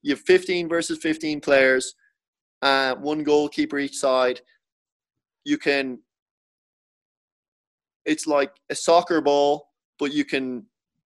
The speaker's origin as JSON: {"language": "English", "country": "Ireland", "tie": "born or raised there", "moved": "as an adult"}